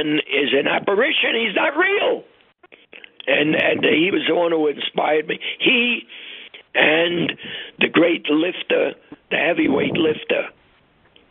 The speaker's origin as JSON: {"language": "English", "town": "New York City", "region": "New York", "country": "United States", "tie": "born or raised there", "said": "we grew up on the Lower East Side of Manhattan"}